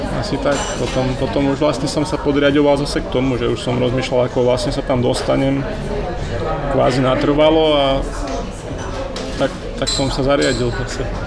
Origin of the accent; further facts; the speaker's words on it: Slovakia; moved away; also born or lived in Asia; keď sa vrátim, že na Slovensko